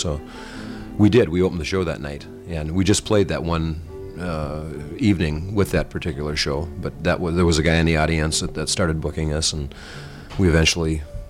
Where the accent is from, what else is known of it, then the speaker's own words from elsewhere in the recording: Fargo, North Dakota, United States; he was en route to my hometown to do a concert up in Fargo.